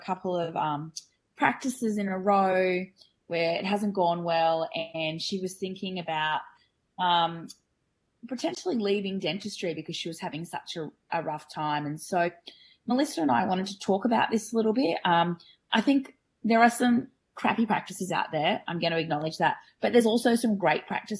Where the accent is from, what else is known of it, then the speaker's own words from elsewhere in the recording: Australia; I'm a dental hygienist from Australia